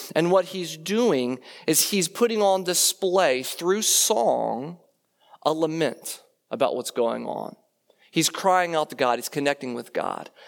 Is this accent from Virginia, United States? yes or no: yes; Leesburg, Virginia, United States; moved away; I grew up in Leesburg, Virginia, and I did go to Stonebridge